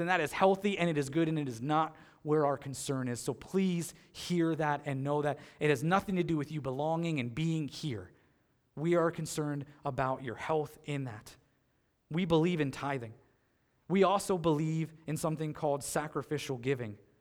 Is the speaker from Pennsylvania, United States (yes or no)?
yes; Pennsylvania, United States; moved away as an adult; now in North Collins, United States; I grew up in Pennsylvania.